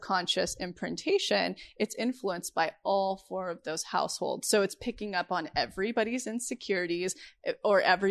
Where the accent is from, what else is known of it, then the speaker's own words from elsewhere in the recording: right outside of Yosemite, California, United States; moved away; I grew up right outside of Yosemite on a ranch with my cowboy 18-year-old dad